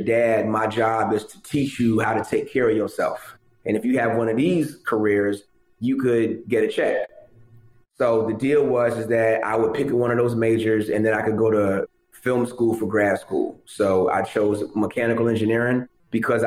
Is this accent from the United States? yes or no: yes; Philadelphia, Pennsylvania, United States; also born or lived in Tallahassee, Florida; now in Atlanta, United States; I grew up in Philadelphia, Philly, PA, Germantown, to be exact.